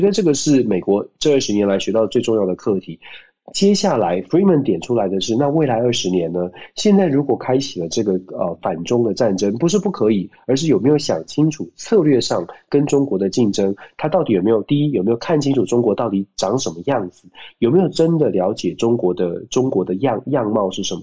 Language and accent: Chinese; Taiwan; 我们台湾人民